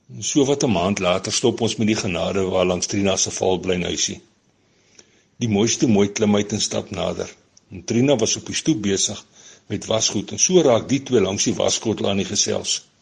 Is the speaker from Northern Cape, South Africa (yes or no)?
yes; Kalahari, Northern Cape, South Africa; ek kom hier uit die Kalahari kant uit van die land